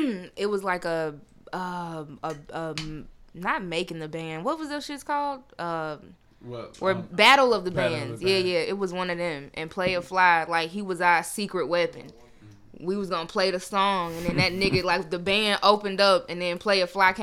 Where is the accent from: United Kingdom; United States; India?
United States; Memphis, Tennessee; I'm from Memphis.